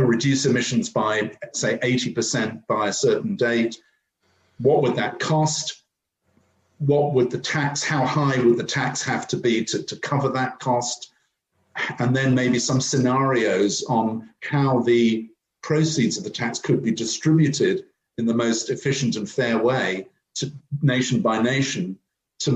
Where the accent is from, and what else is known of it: United Kingdom